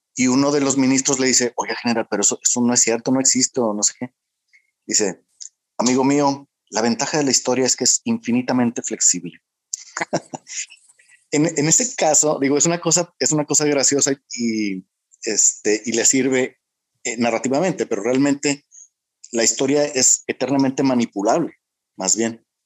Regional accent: Monterrey, Nuevo León, Mexico; yo que soy de Monterrey

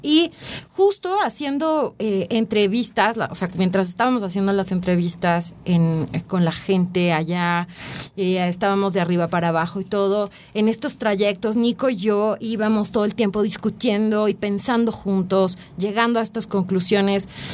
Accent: Mexico; como mexicanos

